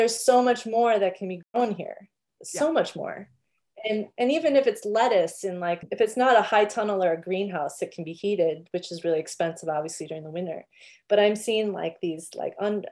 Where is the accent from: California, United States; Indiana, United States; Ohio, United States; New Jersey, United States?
California, United States; Long Beach; moved away; we're from Long Beach